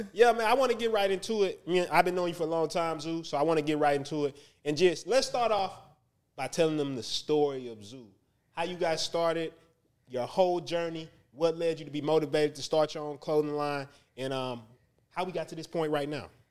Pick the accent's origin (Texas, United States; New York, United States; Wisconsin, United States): Texas, United States; Houston; I'm from the North Side